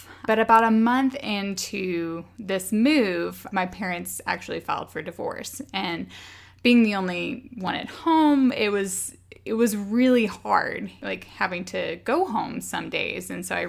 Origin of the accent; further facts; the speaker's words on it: Arkansas, United States; So you know that I grew up on a farm in Arkansas. My dad was a third or fourth generation farmer. So long line of Arkansas farmers in my family